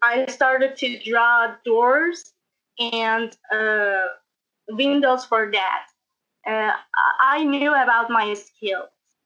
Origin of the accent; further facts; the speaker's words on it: Tehran, Tehran Province, Iran; also born or lived in Karaj; from Iran, Tehran, and I'm 19 years old